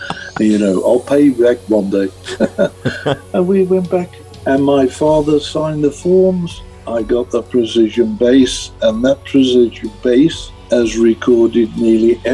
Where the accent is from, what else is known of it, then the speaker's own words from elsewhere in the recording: Birmingham, West Midlands, United Kingdom; I'm a kid from Birmingham, England, working class, council house, no money, self-taught musician